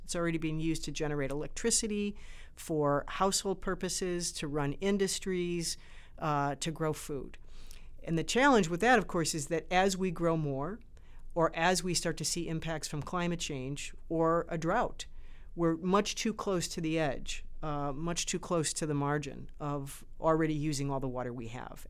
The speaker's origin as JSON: {"language": "English", "area": "Great Lakes region", "region": "Midwest of the US", "country": "United States", "tie": "born or raised there", "also_born_or_lived": "Chicago", "said": "I grew up around the Great Lakes. I'm from the Midwest of the U S"}